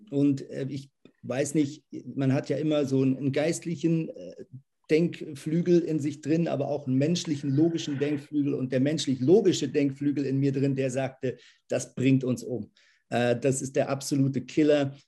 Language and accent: German; Lemgo, North Rhine-Westphalia, Germany; moved away as an adult; now in Zürich, Switzerland; Ich bin aber in Lemgo-Brake aufgewachsen, das ist in der Nähe von Bielefeld